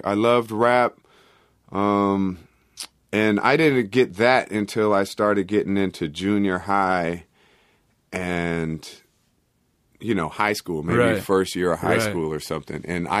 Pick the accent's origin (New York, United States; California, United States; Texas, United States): California, United States; Oakland; From a very early age. I was growing up in Oakland.